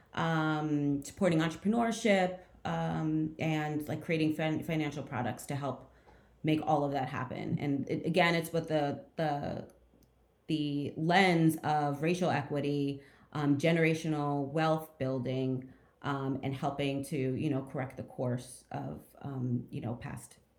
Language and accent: English; outside of Trenton, New Jersey, United States; also born or lived in Montclair, New Jersey; I'm from New Jersey originally. I'm from um, outside of Trenton. Um, and then when I was in high school, I moved to uh, Montclair, which is closer to Newark